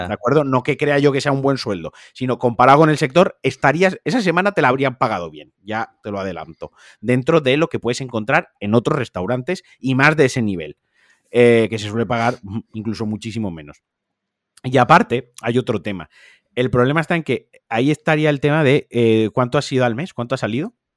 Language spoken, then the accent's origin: Spanish; Valencian Community, Spain; como valenciano